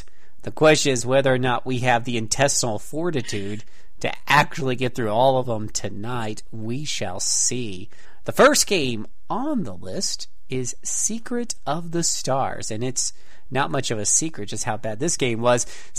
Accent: Florida, United States; I come from Florida, where we have a privately owned ABC on just about every corner

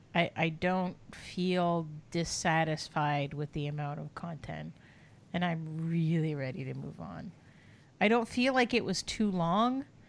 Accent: Canada; we're both Canadian

